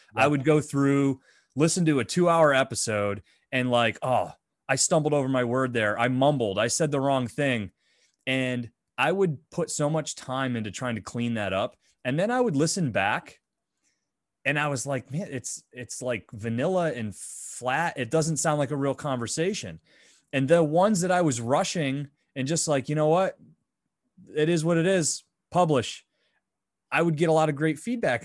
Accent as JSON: {"language": "English", "region": "Northwestern Pennsylvania", "country": "United States", "said": "I'm Northwestern Pennsylvania"}